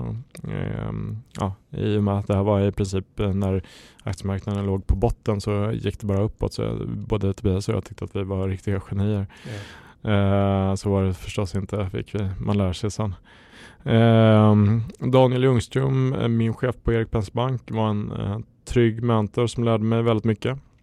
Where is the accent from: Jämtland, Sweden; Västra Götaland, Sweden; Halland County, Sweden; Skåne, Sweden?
Jämtland, Sweden; now in Stockholm, Sweden; jag kommer från Jämtland från början